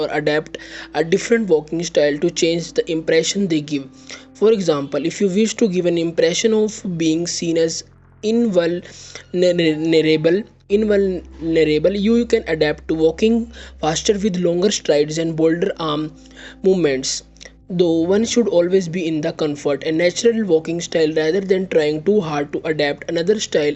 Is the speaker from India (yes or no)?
yes; India; I am from India